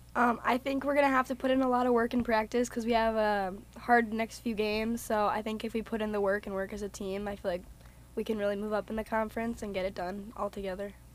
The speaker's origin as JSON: {"language": "English", "town": "Lakeville", "region": "Minnesota", "country": "United States", "said": "I'm from Lakeville, Minnesota, so it's about an hour and a half away."}